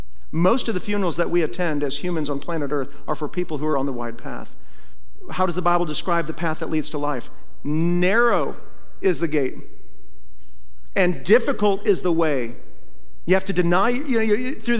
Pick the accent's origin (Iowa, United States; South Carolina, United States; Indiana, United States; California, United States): Iowa, United States; moved away; when I was a kid, I grew up in Iowa